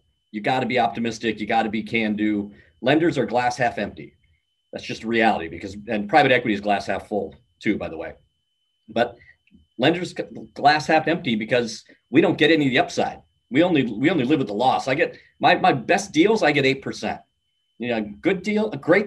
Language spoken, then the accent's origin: English; Midwest, United States; I'm from the Midwest